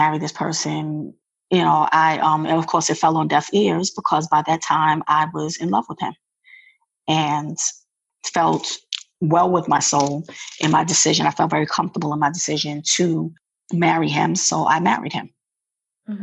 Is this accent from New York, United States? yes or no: yes; New York, United States; moved away as an adult; now in Maryland, United States; I'm originally from New York, but I reside in Maryland. I relocated here 17 years ago.